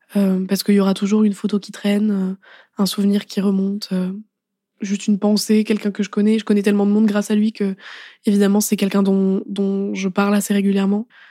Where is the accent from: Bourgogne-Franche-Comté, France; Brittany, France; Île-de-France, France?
Île-de-France, France; Paris; je rentre chez moi à Paris